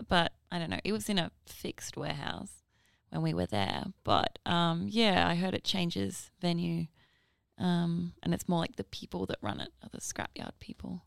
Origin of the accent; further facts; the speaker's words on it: Northern Rivers, New South Wales, Australia; now in Brisbane, Australia; I'm from New South Wales.